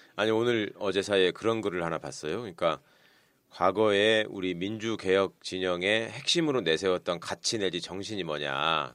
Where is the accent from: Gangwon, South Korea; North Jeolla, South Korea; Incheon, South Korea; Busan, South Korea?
North Jeolla, South Korea; 우리 지금 여기 셋다 전북 사람이지만